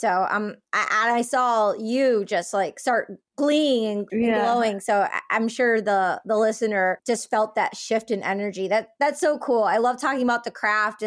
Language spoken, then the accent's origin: English; Greece; being Greek